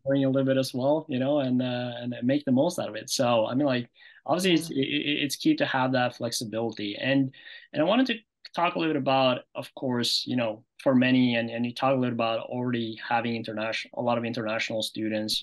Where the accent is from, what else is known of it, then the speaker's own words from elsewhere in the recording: Norway; moved away; I was from Norway